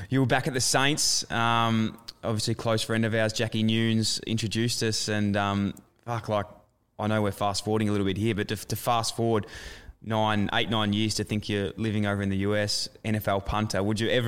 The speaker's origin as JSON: {"language": "English", "country": "Australia", "said": "I'm from Australia"}